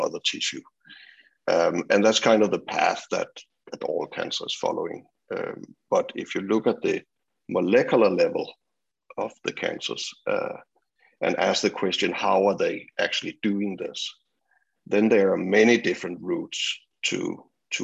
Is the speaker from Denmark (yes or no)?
yes; Copenhagen, Capital Region of Denmark, Denmark; moved away as an adult; also born or lived in British Columbia; now in Vancouver, Canada; I grew up in Copenhagen, Denmark, and went to school there, did also university, and my PhD at the University of Copenhagen.